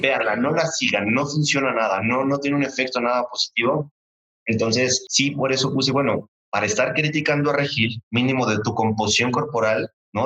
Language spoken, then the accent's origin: Spanish; Mexico; como buen mexicano